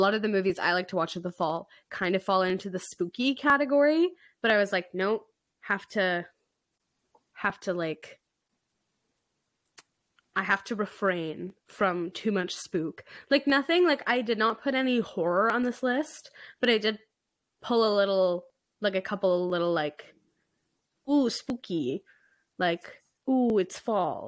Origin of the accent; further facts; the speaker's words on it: Alberta, Canada; We're from Alberta. It's so cold.